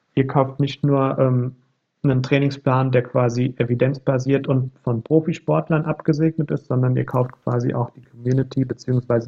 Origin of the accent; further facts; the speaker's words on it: near Frankfurt, Hesse, Germany; ich komme ja selbst hier aus der Nähe von Frankfurt